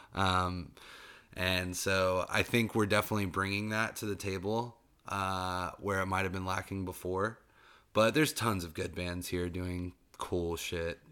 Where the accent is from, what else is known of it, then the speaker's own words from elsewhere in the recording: Tennessee, United States; now in Asheville, United States; I'm from Tennessee